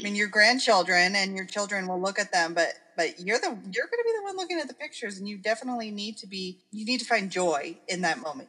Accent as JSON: {"language": "English", "region": "Oregon", "country": "United States", "tie": "born or raised there", "said": "Growing up in Oregon"}